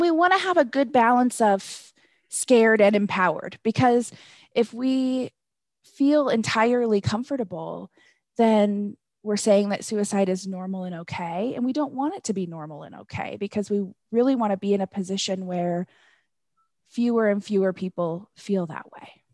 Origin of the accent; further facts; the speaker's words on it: Northwest, United States; moved away as an adult; now in Colorado, United States; I'm originally from the Northwest